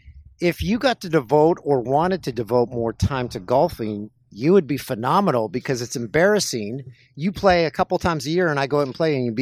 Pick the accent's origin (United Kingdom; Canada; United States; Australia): Canada; Orono, Ontario; As a kid growing up in Orono